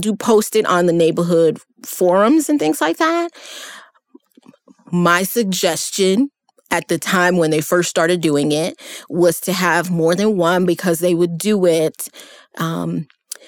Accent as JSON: {"language": "English", "town": "New York City", "region": "New York", "country": "United States", "tie": "born or raised there", "moved": "yes", "said": "I grew up in New York City"}